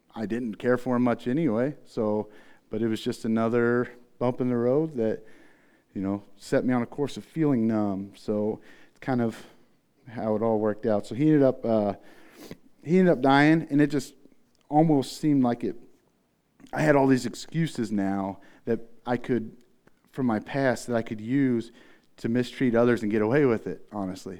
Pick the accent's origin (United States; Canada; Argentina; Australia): United States; Tecumseh, Missouri; also born or lived in Farmington; I was born in the Trouse, is what we called it. It was half home, half trailer together in Tecumseh, Missouri